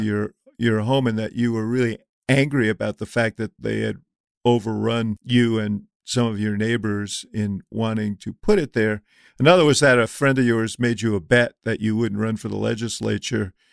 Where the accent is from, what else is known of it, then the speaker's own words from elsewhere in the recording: New York City, New York, United States; When I was ten years old or eleven years old, uh, growing up in New York City